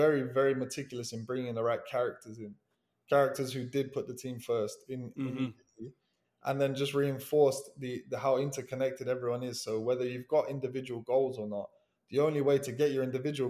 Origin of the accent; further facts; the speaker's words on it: England, United Kingdom; moved away as an adult; now in Miami, United States; as an Englishman